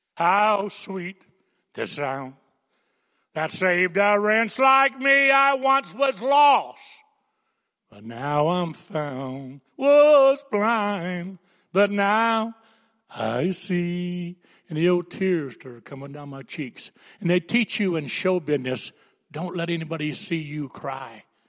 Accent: Coolidge, Arizona, United States; also born or lived in New Lothrop, Michigan; I was raised in Coolidge

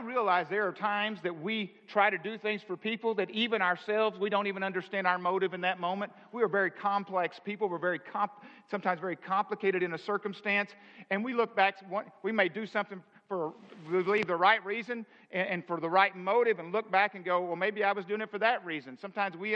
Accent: the South, United States; Now, I'm from the South.

